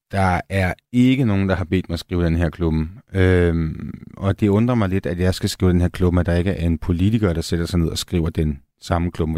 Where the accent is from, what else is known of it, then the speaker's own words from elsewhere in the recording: north of Copenhagen, Capital Region of Denmark, Denmark; also born or lived in Frederiksberg; Jeg er vokset op nord på København